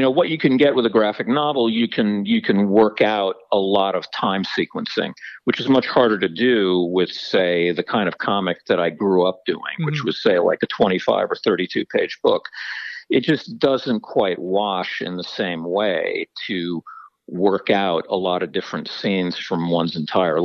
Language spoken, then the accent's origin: English; New Jersey, United States; I grew up in New Jersey, and the boarding school itself was in New Jersey, too